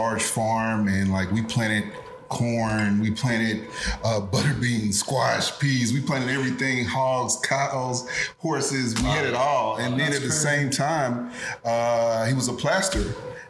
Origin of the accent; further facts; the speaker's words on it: Opelika, Alabama, United States; I'm from Opelika, Alabama. I'm from, nice. I grew up on a big farm